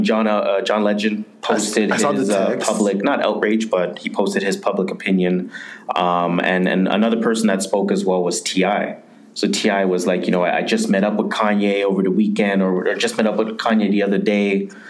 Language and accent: English; Jamaica; I'm Jamaican, so I'm gonna go to that MAGA.